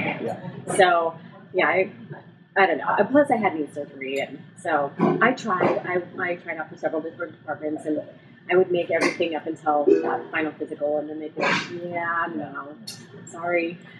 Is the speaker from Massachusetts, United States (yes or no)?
no; Whittier, California, United States; also born or lived in La Mirada, California / Aurora, Colorado; now in Chino Hills, United States; I was born in La Mirada, raised in Whittier, California, and went to school there until I was in sixth grade